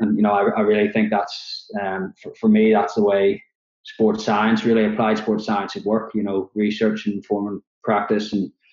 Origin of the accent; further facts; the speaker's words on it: Belfast, Northern Ireland, United Kingdom; moved away as an adult; also born or lived in Oxford / Liverpool; from the accent, you can probably tell I'm from Belfast in Northern Ireland originally